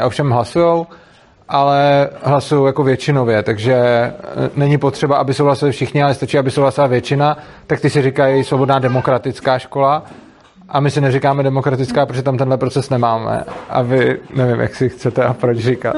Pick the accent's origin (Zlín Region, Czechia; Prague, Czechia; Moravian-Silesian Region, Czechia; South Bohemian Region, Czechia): Prague, Czechia; jsem z Prahy a jezdím do Ješka